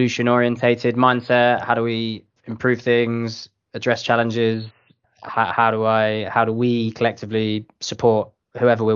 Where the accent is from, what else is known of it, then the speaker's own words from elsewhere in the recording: United Kingdom; based in the London office from the UK